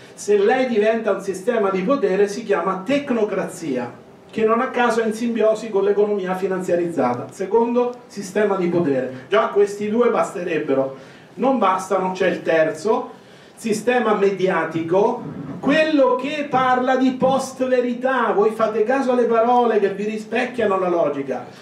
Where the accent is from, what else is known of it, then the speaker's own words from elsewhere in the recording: Marche, Italy; Io vengo dalle Marche